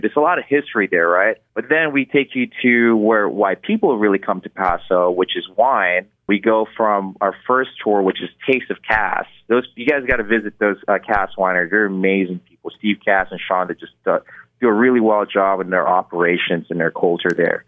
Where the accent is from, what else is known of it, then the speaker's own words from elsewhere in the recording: Philippines; moved away; I was born in Philippines. Growing up, our common modes of transportation is our motorcycle sidecar in Philippines